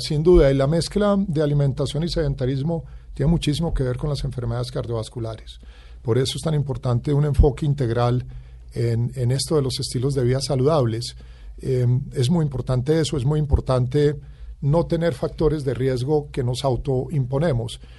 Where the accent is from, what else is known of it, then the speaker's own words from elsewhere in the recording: Colombia; como colombiano